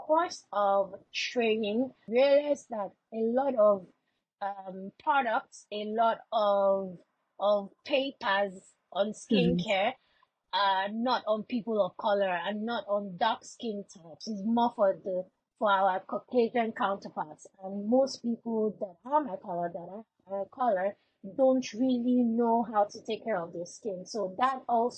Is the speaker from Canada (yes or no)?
no; Lagos, Nigeria; I grew up in a place called Surulere in Lagos.